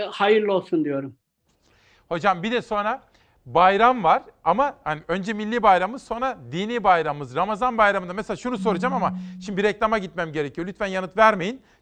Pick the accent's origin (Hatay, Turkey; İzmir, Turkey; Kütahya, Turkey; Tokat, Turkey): Kütahya, Turkey; Simav; ben Simavlıyım. Simav, Gediz, Şapane